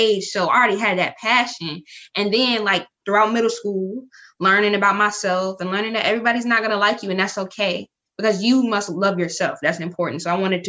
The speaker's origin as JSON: {"language": "English", "area": "Surry County", "region": "Virginia", "country": "United States", "said": "I'm from Surrey County, Virginia"}